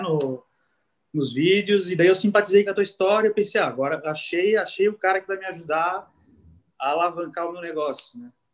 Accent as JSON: {"language": "Portuguese", "town": "Timbó", "region": "Santa Catarina", "country": "Brazil", "said": "Eu sou de Timbó e eu trabalhava em Blumenau"}